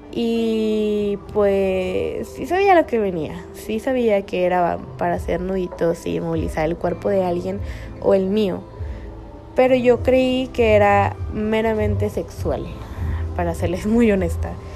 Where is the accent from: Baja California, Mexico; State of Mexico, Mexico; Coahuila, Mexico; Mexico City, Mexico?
Baja California, Mexico; Tijuana